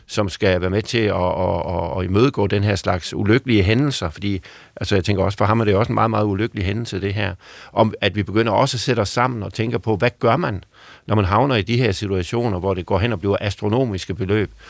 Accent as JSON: {"language": "Danish", "area": "Southern Jutland", "region": "Southern Denmark", "country": "Denmark", "accent": "Sønderjysk", "said": "Sønderjyske i mit ved, øh, for mit vedkommende, hvor jeg kommer fra"}